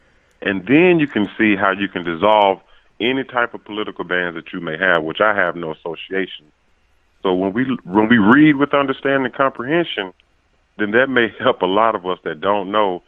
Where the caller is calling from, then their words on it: Arkansas, United States; Calling from Arkansas.